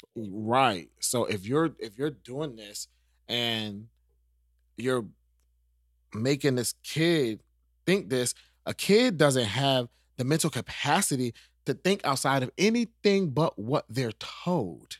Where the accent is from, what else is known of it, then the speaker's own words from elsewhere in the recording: New York, United States; moved away; I'm from New York.